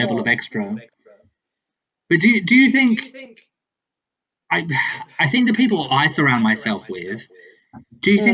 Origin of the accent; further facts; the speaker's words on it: central South Australia, Australia; moved away; I grew up in central South Australia. So about 8 hours north of the south coast.